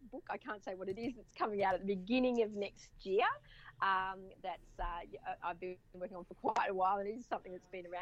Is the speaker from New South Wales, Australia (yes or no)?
yes; Sydney, New South Wales, Australia; also born or lived in Central Tablelands, New South Wales / California; now in Central Coast, Australia; I'm originally from Sydney area. My parents moved to a place called the Central Tablelands of New South Wales